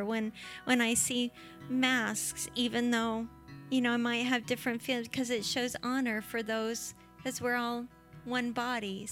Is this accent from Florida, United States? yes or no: yes; Florida, United States; we're from Florida